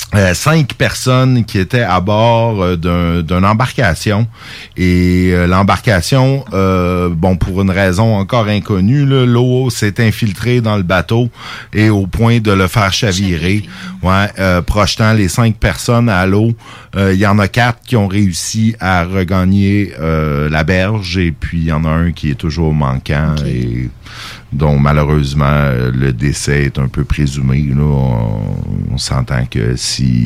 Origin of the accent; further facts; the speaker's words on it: Saint-Jérôme, Quebec, Canada; moved away; also born or lived in Lévis; ma ville natale euh, de Saint-Jérôme